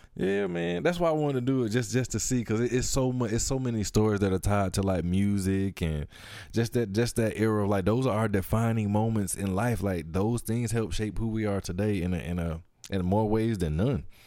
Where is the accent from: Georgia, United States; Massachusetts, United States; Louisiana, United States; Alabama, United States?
Georgia, United States; Atlanta; I'm from Atlanta